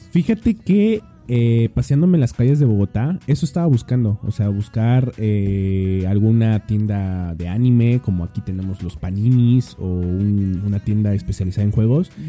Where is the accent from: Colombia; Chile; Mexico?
Mexico; soy mexicano